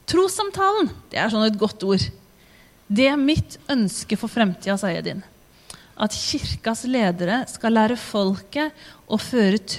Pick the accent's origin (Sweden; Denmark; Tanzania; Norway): Tanzania; born there; Jeg er født som misjonærbarn i Tanzania. Og min klare plan da jeg ble født, det var at jeg skulle bli tanzanianer.